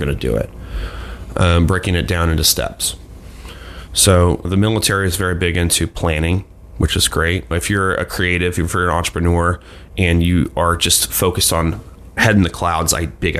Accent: Delaware, United States; I grew up in Delaware

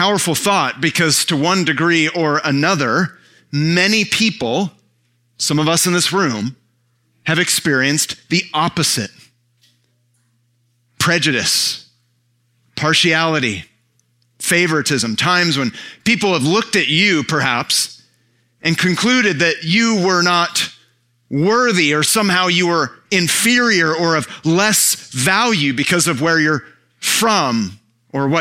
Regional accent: San Francisco Bay Area, California, United States; born or raised there; moved away

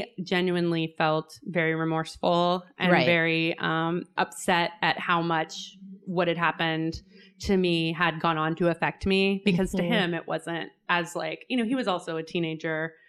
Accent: Oklahoma, United States; I'm from Oklahoma

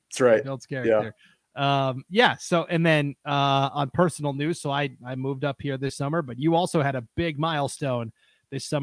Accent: Stevensville, Montana, United States; also born or lived in Nebraska / Wyoming / Pocatello, Idaho; now in Hayden, United States; I am from Montana originally. Grew up in uh, western Montana, a little town called Stevensville, not too far from Missoula. Uh, from there, I've lived in Nebraska and Wyoming, and finally made the journey over here to Idaho, where I lived in Pocatello for about five years.

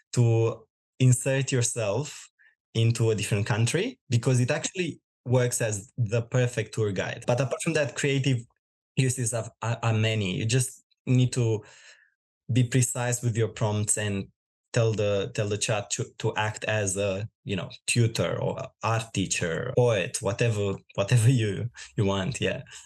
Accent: Romania; moved away as an adult; now in Australia; I'm originally from Romania. I moved in Australia about five years ago

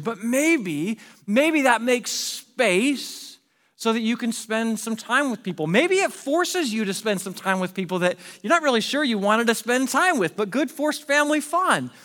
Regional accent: Pacific Northwest, United States; moved away as an adult; also born or lived in Arizona; my wife and I moved from the Pacific Northwest, where we grew up. We moved to Arizona for a job there.

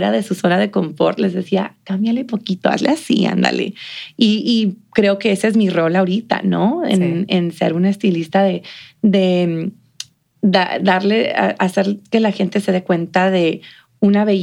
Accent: Mexico; now in El Paso, United States; de cómo nos presentamos nosotros como mexicanos.

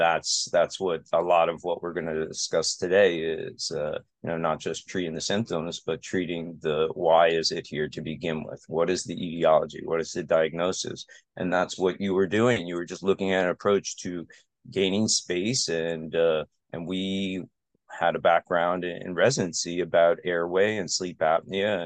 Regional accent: Aventura, Florida, United States; also born or lived in Connecticut; I practice where I grew up within a couple miles of where I grew up

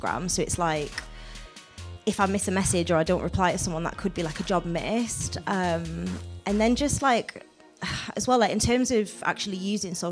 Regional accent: Newcastle upon Tyne, North East England, United Kingdom; moved away as an adult; now in Manchester, United Kingdom; moving down to Manchester because I'm originally from Newcastle

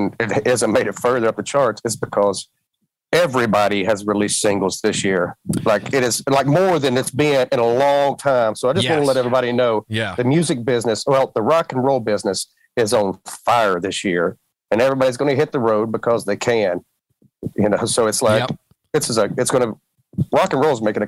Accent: Southern United States, United States; accent: southern; also born or lived in Parsons, Tennessee; I have a very strong southern accent.

